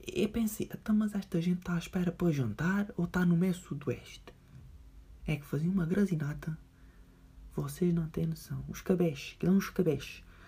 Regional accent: Portugal; da minha terrinha

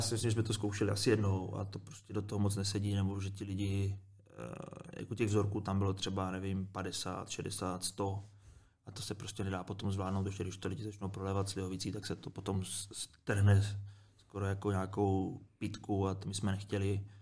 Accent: Moravia, Czechia; moved away; Já jsem kluk z Moravy

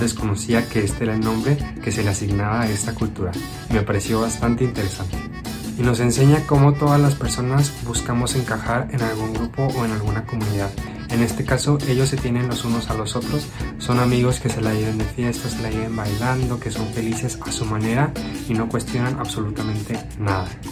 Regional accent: Mexico; como mexicanos

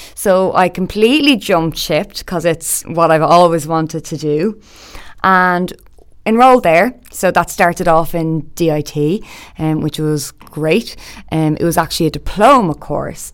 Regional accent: Dublin, Leinster, Ireland; I'm from Dublin. I grew up in a good few places around Dublin, actually.

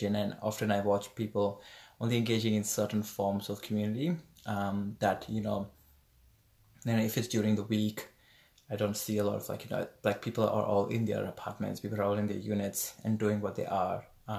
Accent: Dombivli, Maharashtra, India; moved away as an adult; now in Brisbane, Australia; I'm from Dombivli near Bombay, Maharashtra in India.

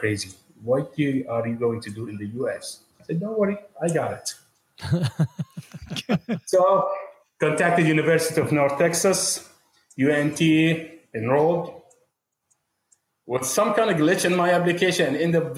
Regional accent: Jordan; moved away as an adult; also born or lived in Qatar / Amman, Jordan; now in United States; I'm from Jordan, but I was born in Qatar

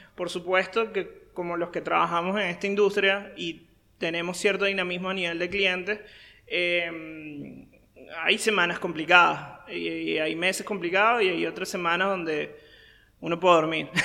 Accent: Caracas, Capital District, Venezuela; moved away as an adult; now in Paraguay; yo soy venezolano, yo nací en Caracas, la capital de Venezuela. Eh, tengo poco más de seis años en Paraguay.

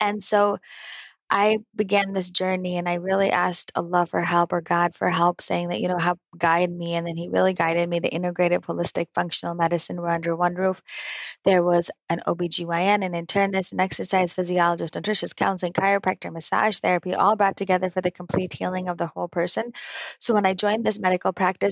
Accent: Naperville, Illinois, United States; born and raised in Naperville, Illinois.

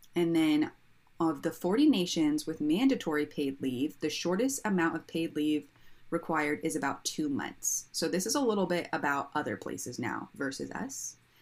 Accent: United States; as an American

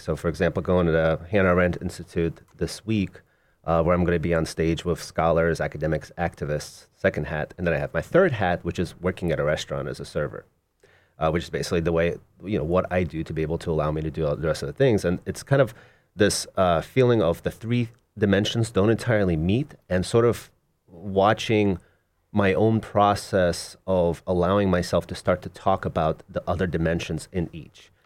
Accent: Moscow, Russia; now in United States; Originally, I was born in Moscow in Russia, and my mom and I immigrated, uh, in nineteen eighty-nine

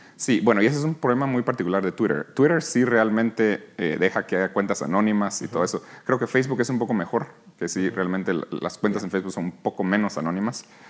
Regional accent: Guatemala; moved away; also born or lived in New York, United States; aquí nací, aquí crecí, en Guatemala

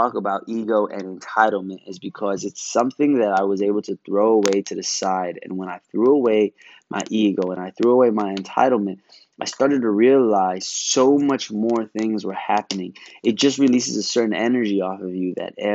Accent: New York City, New York, United States; I'm from Brooklyn.

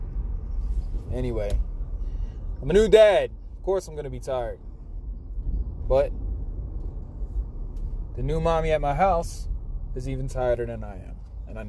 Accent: Florida, United States; now in New Jersey, United States; I'm from Florida. I live in Jersey

